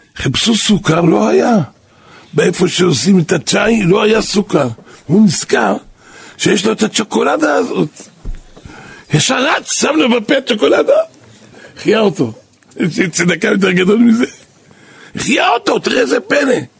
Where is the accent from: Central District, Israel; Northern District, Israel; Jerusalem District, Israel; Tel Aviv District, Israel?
Jerusalem District, Israel; Jerusalem; אני גדלתי פה בנהר שלום